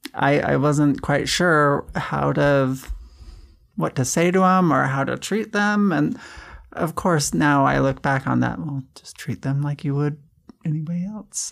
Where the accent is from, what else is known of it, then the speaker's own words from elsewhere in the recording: Kaysville, Utah, United States; I, I grew up in Kaysville, Fruit Heights, Utah.